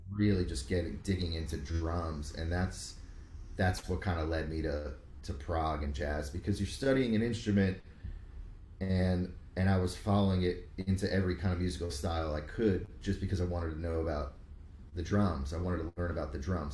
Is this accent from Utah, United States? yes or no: no; Rockland County, New York, United States; moved away as an adult; also born or lived in Miami; in suburbs of the city in Rockland, Rockland. Okay. County